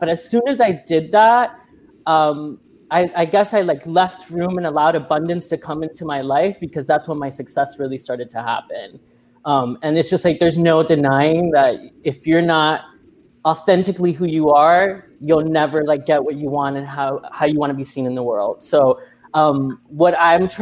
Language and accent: English; Miami, Florida, United States; I was born and raised in Miami